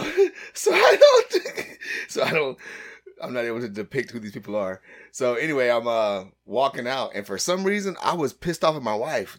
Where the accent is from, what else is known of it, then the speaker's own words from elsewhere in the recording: United States; I'm totally American.